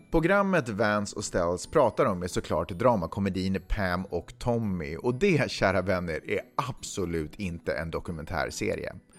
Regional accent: Sweden; jag är svensk

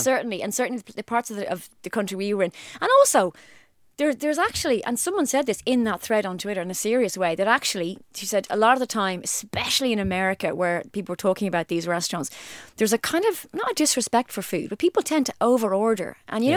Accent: Ireland; I'm Irish

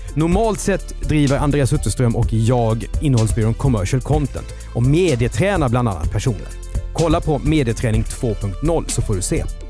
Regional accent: Karlskrona, Blekinge, Sweden; för mig som är uppvuxen i Karlskrona

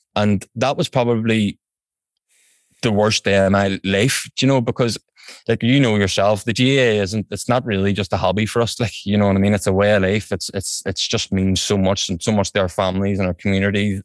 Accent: Belfast, Northern Ireland, United Kingdom; also born or lived in England; I'm from West Belfast here in County Antrim

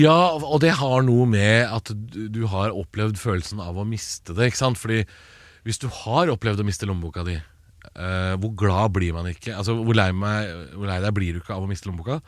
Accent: Eastern Norway, Norway; jeg er jo østlending sjøl. Bodd hele livet på Østlandet.

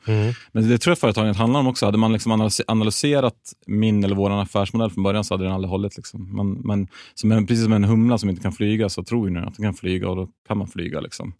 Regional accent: Gävle, Gävleborg County, Sweden; född och uppvuxen i Gävle

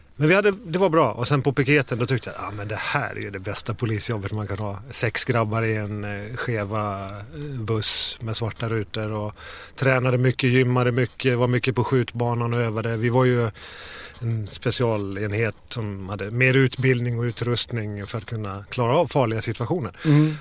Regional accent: Falkenberg, Halland County, Sweden; moved away; västkusten, Falkenberg

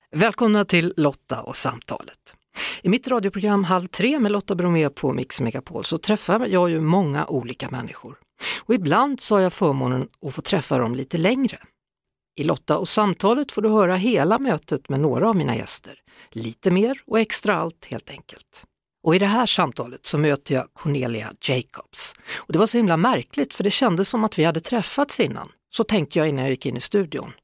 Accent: Skövde, Västra Götaland, Sweden; moved away; Jag kom från Skövde och där skulle man ha dobberjeans med indianer

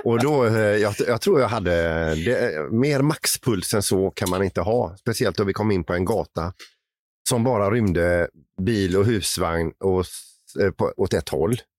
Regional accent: Sweden; som svensk

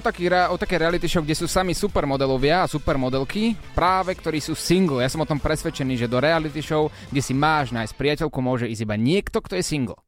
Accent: Slovakia; keďže sme Slováci

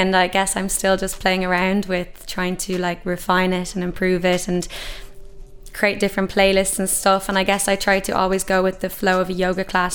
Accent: Ireland; who we are as Irish people

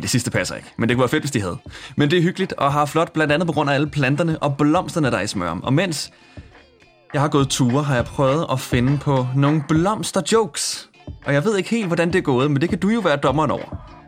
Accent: Smørum, Capital Region of Denmark, Denmark; jeg har gået mange ture i min hjemby Smørum på det seneste, som er en hyggelig forstad uden for København

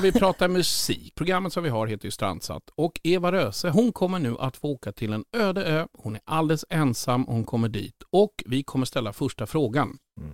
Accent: Sollentuna, Stockholm County, Sweden; Jag är från Sollentuna, Töjnan. Bodde högst där uppe och hade Tensta som närmsta granne

